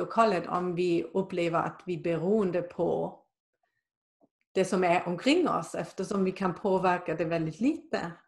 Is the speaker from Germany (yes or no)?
yes; Germany; now in Sweden; där jag kommer från i Tyskland